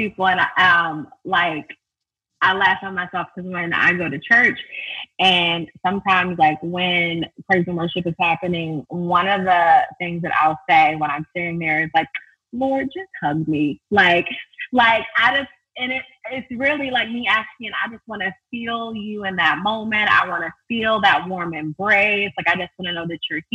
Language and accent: English; Baltimore, Maryland, United States; I was born and raised from Baltimore